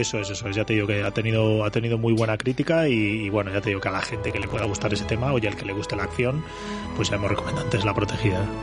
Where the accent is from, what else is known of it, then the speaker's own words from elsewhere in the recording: Castile, Spain; para gente como nosotros, castellanos